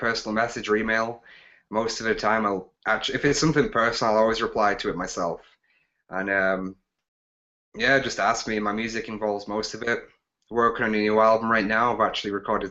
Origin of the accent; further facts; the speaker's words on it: England, United Kingdom; now in Alberta, Canada; growing up in England